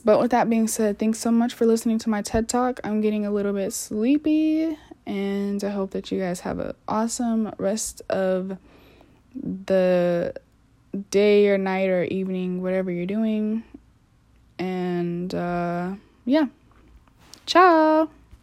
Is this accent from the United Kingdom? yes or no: no; United States